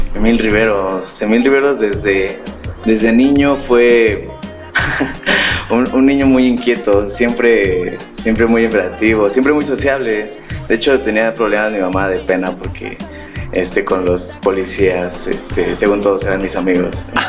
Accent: Pachuca, Hidalgo, Mexico; yo soy de aquí de Pachuca

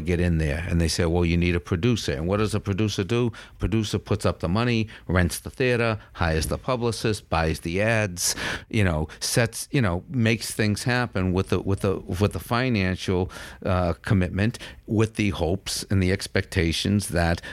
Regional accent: Cambridge, Massachusetts, United States; I grew up in Cambridge

